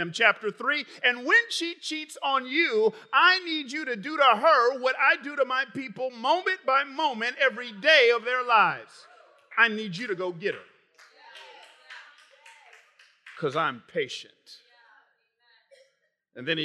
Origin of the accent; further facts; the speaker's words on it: Atlanta, Georgia, United States; moved away; I grew up in Atlanta